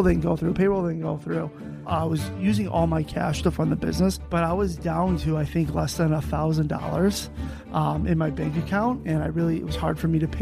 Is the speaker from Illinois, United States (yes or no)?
yes; Chicago, Illinois, United States; I grew up in Chicago, right outside of Chicago.